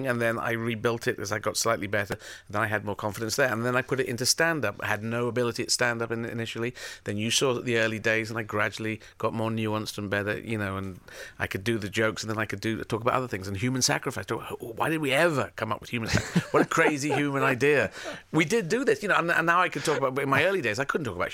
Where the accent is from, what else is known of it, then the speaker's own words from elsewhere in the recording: Yemen; moved away; I was born in Yemen.